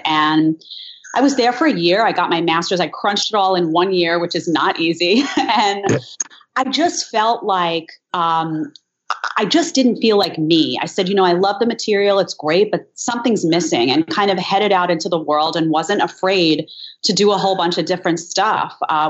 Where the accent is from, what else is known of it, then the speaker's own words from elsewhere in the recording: New York City, New York, United States; I'm from Staten Island, and my dad is actually from Long Island. He's from Elmont. And my mom grew up in Brooklyn.